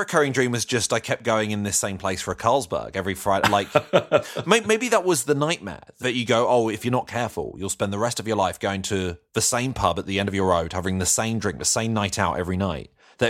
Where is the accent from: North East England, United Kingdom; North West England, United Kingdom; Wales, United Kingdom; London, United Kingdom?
London, United Kingdom; Croydon; I was brought up in Croydon as well